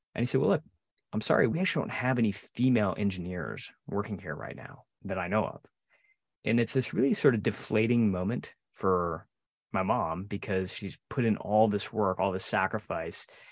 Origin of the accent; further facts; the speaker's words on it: outside of Detroit, Michigan, United States; I grew up outside of Detroit, not far from you, Joe, and we both bonded over our, sort of our Detroit area roots